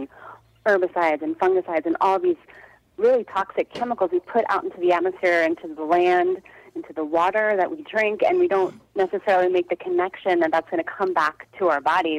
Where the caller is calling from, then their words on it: Brooklyn, New York, United States; I'm in Brooklyn, New York.